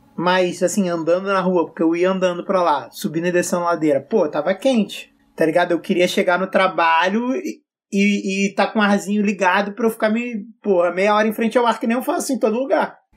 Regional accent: Rio de Janeiro, Brazil; also born or lived in Belo Horizonte; eu sou carioca

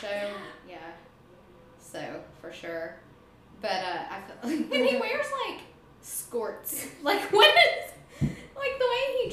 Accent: Appalachian South, North Carolina, United States; I grew up in this Appalachian South

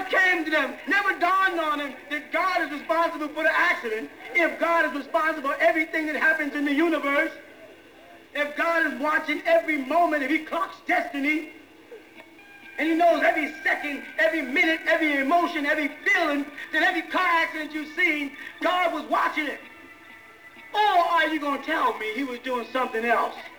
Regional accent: Boston, Massachusetts, United States; I'm from Boston

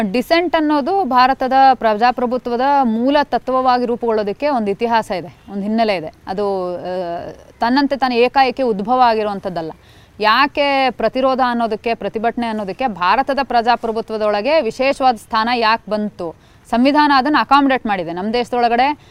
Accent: Koppa, Karnataka, India; ನಾನು ಹುಟ್ಟು ಬೆಳೆದಿದ್ದು ಚಿಕ್ಕಮಗಳೂರು ಜಿಲ್ಲೆಯಲ್ಲಿ ಚಿಕ್ಕಮಗಳೂರು ಜಿಲ್ಲೆ ಕೊಪ್ಪ

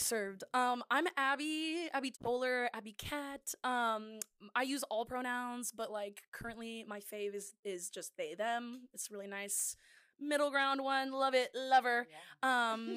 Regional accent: Moreno Valley, California, United States; moved away; I'm originally from Moreno Valley

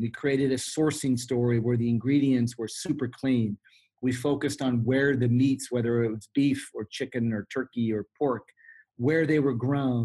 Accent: Sonoma Valley, California, United States; I was raised here in the Sonoma Valley as a part of the Sebastiani wine growing family.

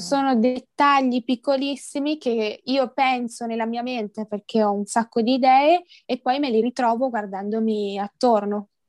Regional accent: Verona, Veneto, Italy; ho 22 anni, sono di Verona

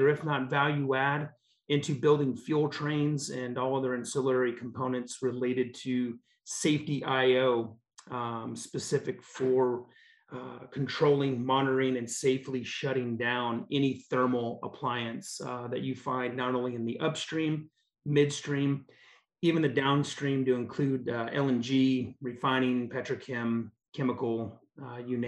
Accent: Alaska, United States; moved away as an adult; also born or lived in Texas; Born and raised in Alaska.

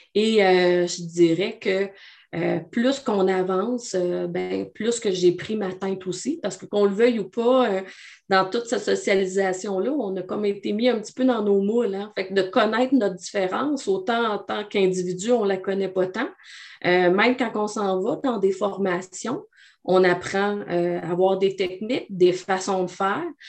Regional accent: Abitibi-Témiscamingue, Quebec, Canada; je suis originaire de la BTB. Je suis une femme de région avec un vocabulaire de région

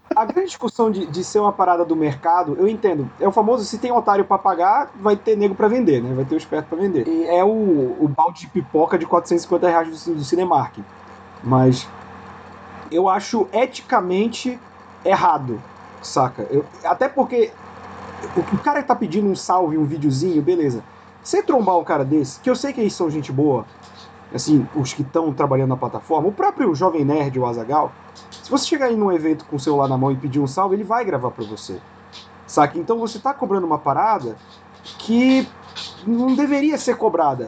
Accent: Brazil; a gente cresceu no Brasil

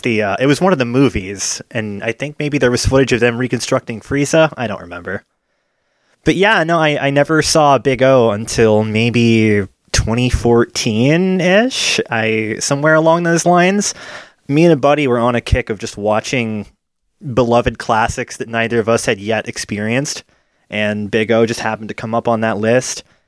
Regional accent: United States; my family had a cable subscription growing up in America

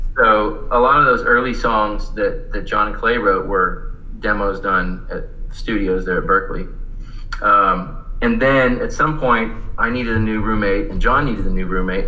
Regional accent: Visalia, California, United States; moved away as an adult; I actually stayed around in my hometown for a couple years and went to the community college there called College of Sequoias

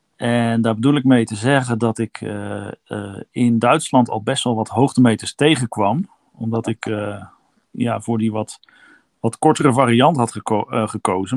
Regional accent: Kampen, Overijssel, Netherlands; moved away; Ik kom uit Kampen

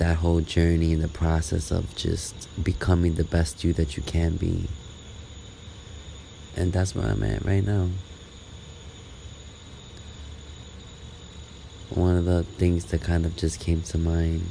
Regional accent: New York City, New York, United States; also born or lived in Brooklyn, New York; Born and raised New Yorker from the Lower East Side, but currently in Brooklyn right now

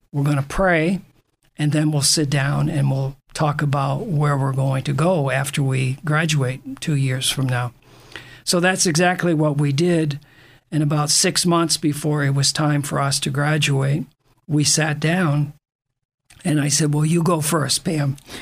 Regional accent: Maine, United States; moved away; I grew up in Maine

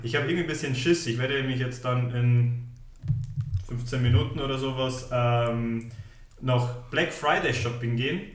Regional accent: Munich, Bavaria, Germany; also born or lived in Stockholm; ich bin geboren, aufgewachsen, in die Schule gegangen in München

